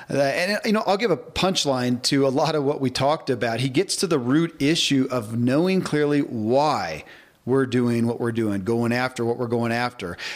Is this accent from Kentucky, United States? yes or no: yes; Kentucky, United States; born or raised there